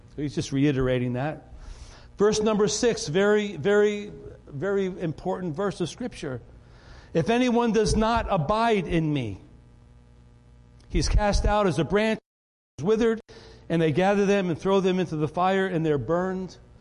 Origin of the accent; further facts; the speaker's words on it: Rye, New York, United States; I grew up in Rye, New York